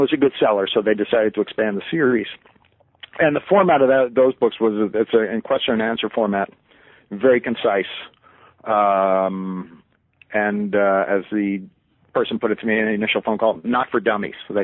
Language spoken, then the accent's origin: English; United States; also born or lived in Brooklyn, New York City / Caldwell, New Jersey / East Northport, New York / Oswego, New York; I was born in New York City, in Greenpoint in Brooklyn in 1952, and I grew up in New York suburbs in Caldwell, New Jersey, and East Northport, Long Island